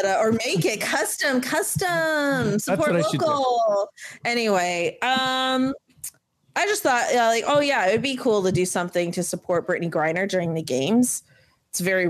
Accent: Canada; as a Canadian who's in Canada

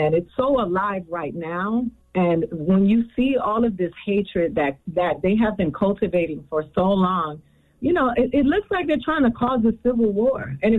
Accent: Miami, Florida, United States; Like, I grew up in Miami, and I remember Jamaicans and Bahamians having such an anti-Yankee sentiment

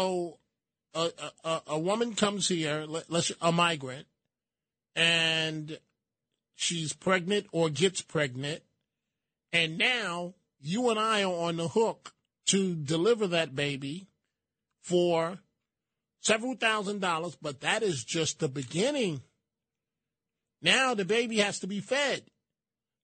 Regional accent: New York City, New York, United States; I'm from the Bronx

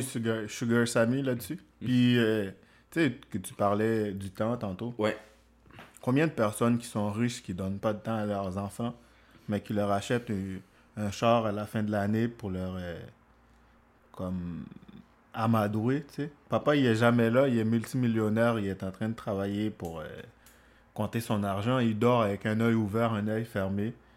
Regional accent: Haiti; moved away; je suis haïtien, je viens des Caraïbes

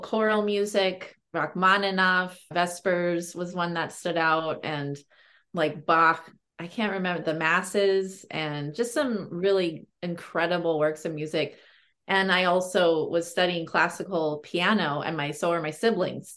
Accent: Berkeley, California, United States; i grew up in berkeley california

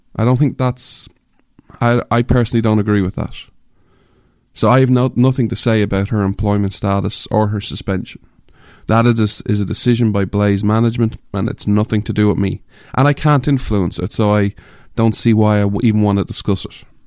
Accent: Ireland; moved away; I'm an Irishman, I grew up in Ireland

